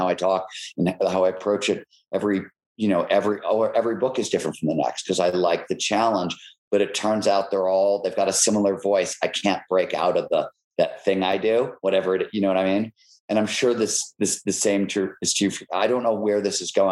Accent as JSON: {"language": "English", "town": "Cleveland", "region": "Ohio", "country": "United States", "tie": "born or raised there", "said": "I grew up in Cleveland"}